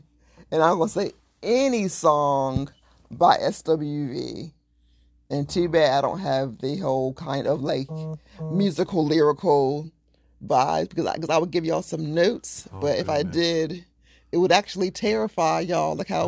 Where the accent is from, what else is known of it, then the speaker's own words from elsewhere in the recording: Delaware, United States; I'm from Delaware. I don't want to listen to your podcast anymore.